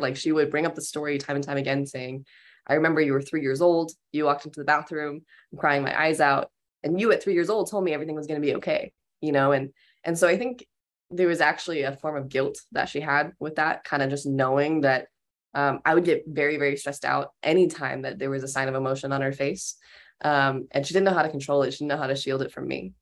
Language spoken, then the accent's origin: English; Pueblo, Colorado, United States; I was born in Pueblo, Colorado in nineteen ninety-nine, and, um, I've never left Pueblo